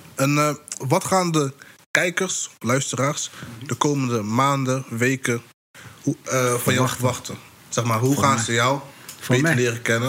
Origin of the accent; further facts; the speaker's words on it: North Brabant, Netherlands; Kijk, wij komen uit Brabant. Misschien kan je horen aan mijn accent een beetje soms. Maar wij komen uit Brabant